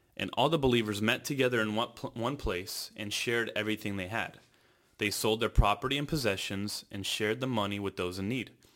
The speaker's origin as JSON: {"language": "English", "region": "California", "country": "United States", "tie": "born or raised there", "said": "born and raised in California"}